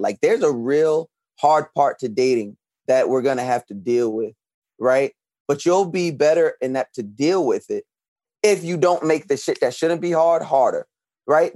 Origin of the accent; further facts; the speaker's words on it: Long Island, New York, United States; now in Brooklyn, United States; I was born and raised on Long Island, but I currently reside in Brooklyn